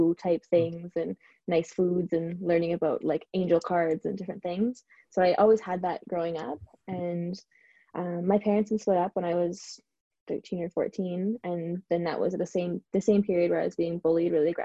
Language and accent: English; Canada; now in Vancouver, Canada; move somewhat across the country to Vancouver, because I'm from Canada